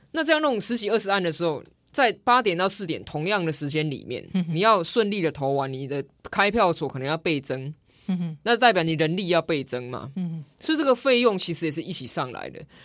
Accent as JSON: {"language": "Chinese", "country": "Taiwan", "said": "我们台湾人"}